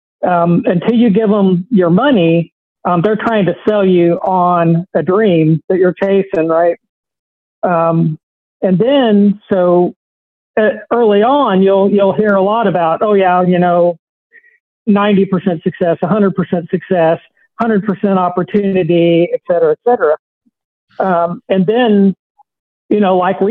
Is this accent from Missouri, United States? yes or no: yes; South Central Missouri, United States; growing up in South Central Missouri